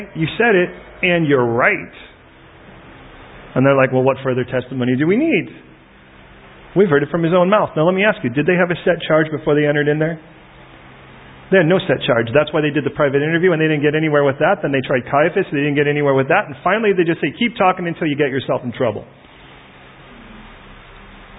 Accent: Chicago, Illinois, United States; now in United Kingdom; I was born in Chicago

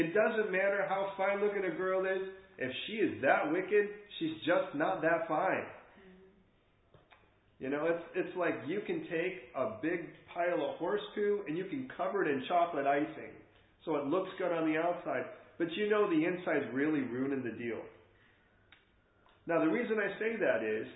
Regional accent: England, United Kingdom; we're English here

